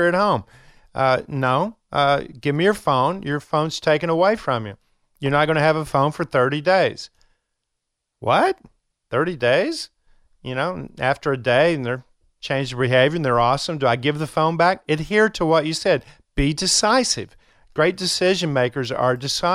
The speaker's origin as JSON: {"language": "English", "region": "Kentucky", "country": "United States", "said": "I'm from Kentucky"}